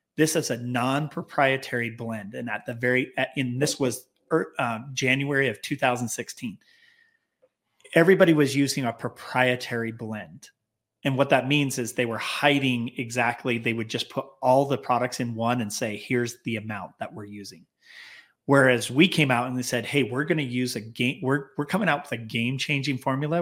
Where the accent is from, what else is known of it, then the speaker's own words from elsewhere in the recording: Clearfield, Utah, United States; we were basically born and raised in Clearfield, Utah, just south uh, north of Salt Lake City